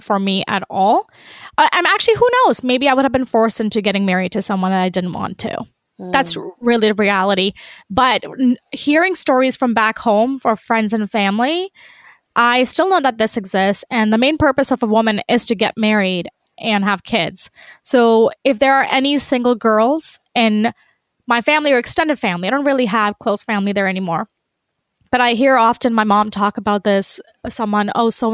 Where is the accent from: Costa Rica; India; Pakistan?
Pakistan; I'm Pakistani, I'm Muslim, and in our culture, in our household